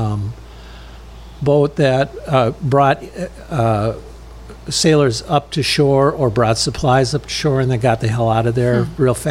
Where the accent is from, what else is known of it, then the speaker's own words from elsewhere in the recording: Stearns County, Minnesota, United States; also born or lived in Melrose, Minnesota / Sauk Centre, Minnesota; I was born in the Melrose Hospital. So from Minnesota, actually, I'm a Sterney, you know, from Stearns County